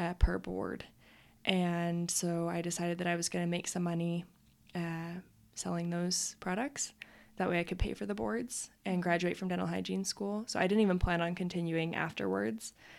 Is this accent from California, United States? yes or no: no; Utah, United States; also born or lived in Idaho / Colorado; I was born in Utah and also have lived in Idaho and Colorado. So, but mostly Utah.